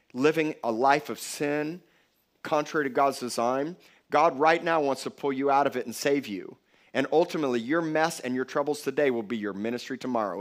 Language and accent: English; Miami Beach, Florida, United States; I was born in Cedars of Lebanon Hospital in Miami Beach, Florida